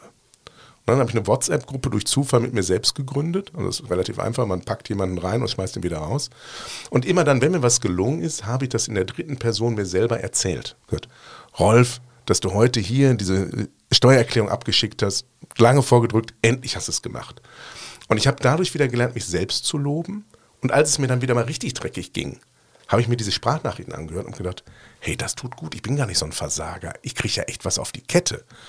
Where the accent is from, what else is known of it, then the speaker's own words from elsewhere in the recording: Ruhr area, North Rhine-Westphalia, Germany; now in Cologne, Germany; ich komme ursprünglich aus dem Ruhrgebiet